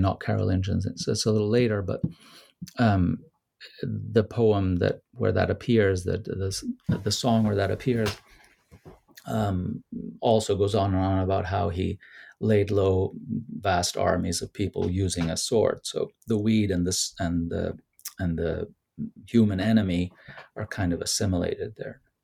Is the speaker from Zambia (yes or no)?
no; Rome, Lazio, Italy; moved away; Rome, which is my hometown